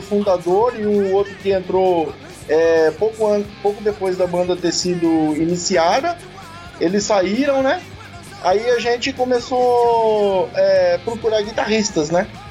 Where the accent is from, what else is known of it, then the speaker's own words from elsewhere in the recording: Sorocaba, São Paulo, Brazil; eu que sou de Sorocaba